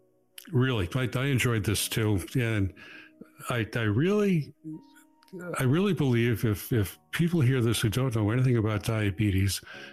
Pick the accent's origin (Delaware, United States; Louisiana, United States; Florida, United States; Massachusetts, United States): Massachusetts, United States